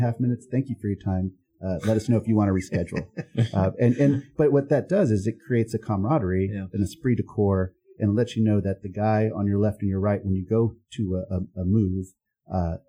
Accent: Texas, United States; moved away as an adult; now in Charlotte, United States; I grew up in Texas

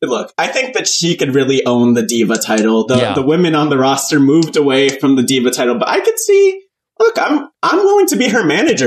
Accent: New Jersey, United States; Yeah. I'm from Jersey

